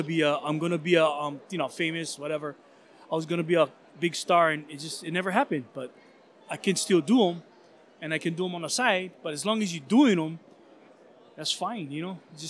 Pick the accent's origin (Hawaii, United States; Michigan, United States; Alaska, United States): Hawaii, United States; we're all local. We're all Hawaiian. We're from Hawaii.